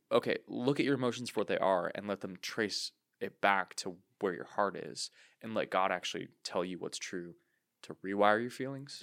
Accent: United States; us as American Christians

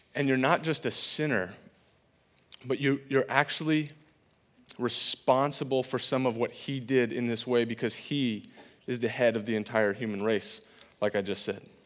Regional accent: California, United States; moved away as an adult; now in Iowa, United States; I'm from California

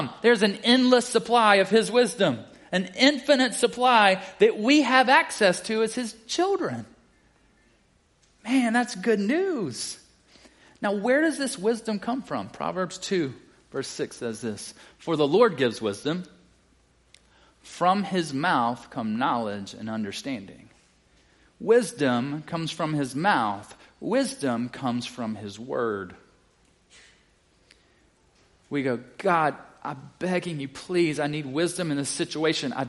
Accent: South Carolina, United States; moved away as an adult; also born or lived in Baton Rouge, Louisiana; I'm originally from South Carolina

